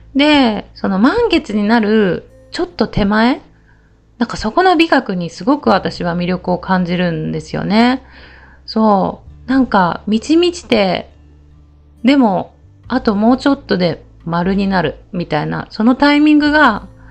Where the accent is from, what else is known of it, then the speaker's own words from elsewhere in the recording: Okayama, Japan; 私たち岡山県人が